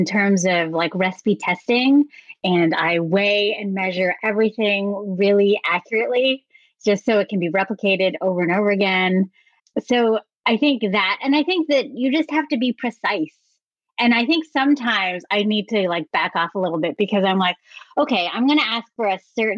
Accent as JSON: {"language": "English", "area": "San Francisco Bay Area", "region": "California", "country": "United States", "tie": "born or raised there", "said": "growing up in the San Francisco Bay Area"}